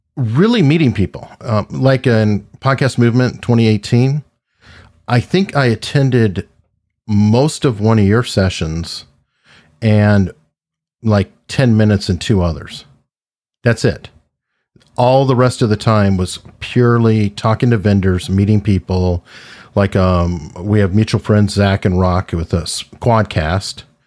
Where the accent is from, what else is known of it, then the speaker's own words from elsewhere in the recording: Tucson, Arizona, United States; now in Hampton, United States; was born and raised in Tucson, Arizona